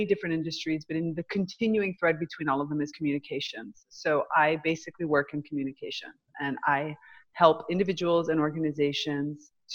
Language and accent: English; United States; moved away; So I came back to my hometown